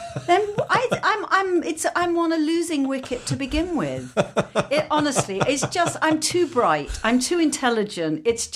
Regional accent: London, United Kingdom; because I grew up in London and worked in London and this was where everything for me was happening.

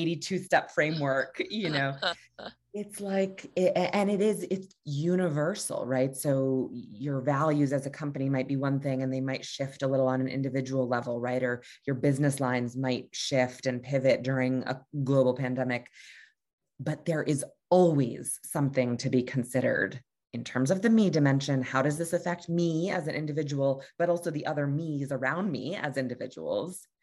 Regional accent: Hartford, Connecticut, United States; I'm from Hartford, Connecticut

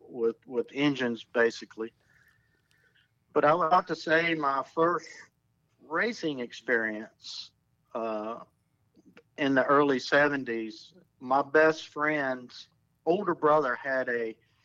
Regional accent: South Hill, Virginia, United States; Well, I'm originally from Southern Virginia, a town called South Hill, Virginia, which is right there on the North Carolina-Virginia line. And ironically, Rick Hendrick is from the same area. And both our families were farming families. So I grew up on a farm

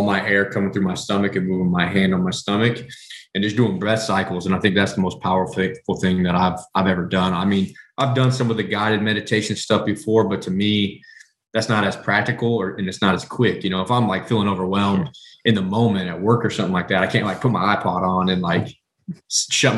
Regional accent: Southwest Kansas, United States; I'm from the Midwest. So I'm from, like I said, at the beginning, I'm from Southwest Kansas. I grew up on red meat.

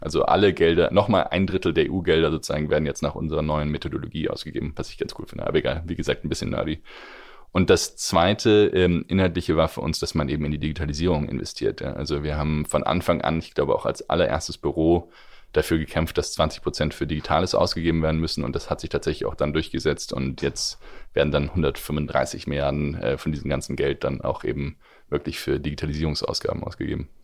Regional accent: Germany; wir als Deutsche

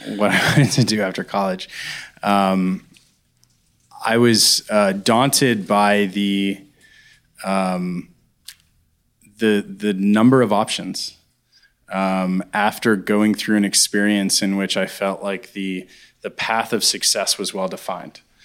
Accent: Pittsburgh, Pennsylvania, United States; I grew up in Pittsburgh, a little bit outside of Pittsburgh

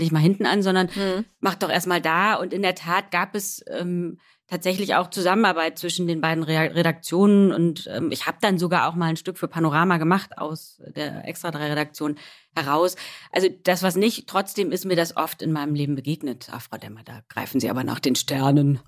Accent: Rhineland, Germany; Also ich bin Rheinländerin

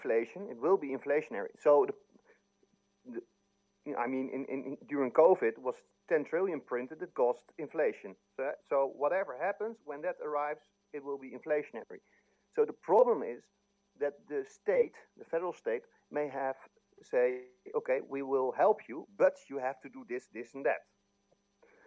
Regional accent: Netherlands; I'm from Holland

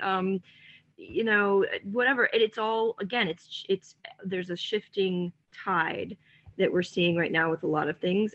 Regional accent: Atlanta, Georgia, United States; I'm also from Atlanta

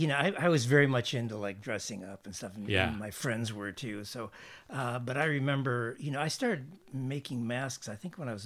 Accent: Lansing, Michigan, United States; I grew up in Lansing, Michigan.

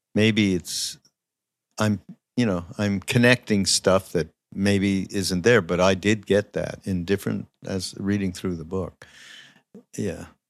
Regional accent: Montreal, Quebec, Canada; I'm from Montreal, as many people know

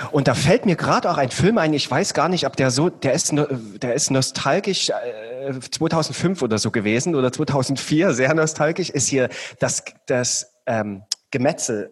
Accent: Saxony, Germany; ich bin Sachse

